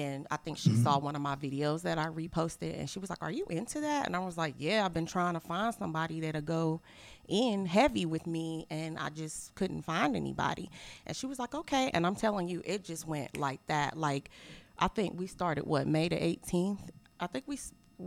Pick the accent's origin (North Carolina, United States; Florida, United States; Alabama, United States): North Carolina, United States; Greensboro; I'm from Greensboro